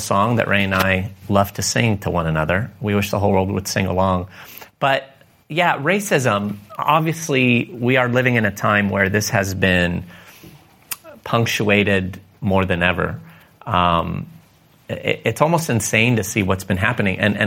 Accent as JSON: {"language": "English", "town": "Jounieh", "country": "Lebanon", "tie": "born or raised there", "moved": "yes", "said": "I was actually born in Lebanon."}